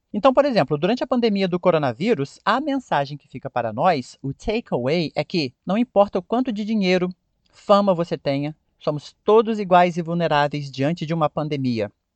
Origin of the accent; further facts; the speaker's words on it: Brazil; a maneira que nós brasileiros falamos